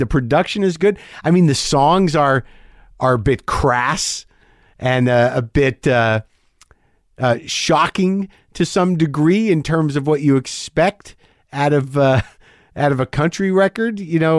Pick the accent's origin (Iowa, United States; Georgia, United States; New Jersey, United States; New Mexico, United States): New Mexico, United States; Only, you know, I'm a Jew from New Mexico.